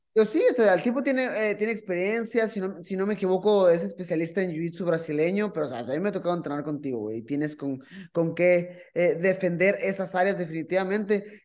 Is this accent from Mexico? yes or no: yes; Mexico